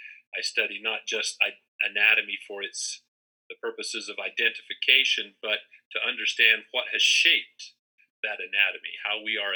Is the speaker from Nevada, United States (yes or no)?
no; Salt Lake City, Utah, United States; also born or lived in Spokane / Boise / Portland / Eugene; now in Pocatello, United States; I grew up in the Intermountain West and Pacific Northwest, born in Salt Lake, lived Spokane, Boise, Portland, Eugene, you know, all over the Northwest and Intermountain West.